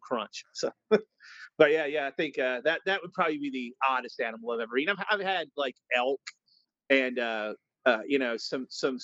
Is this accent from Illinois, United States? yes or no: no; Kentucky, United States; moved away as an adult; now in Philadelphia, United States; I'm in Philly now. I grew up in Kentucky though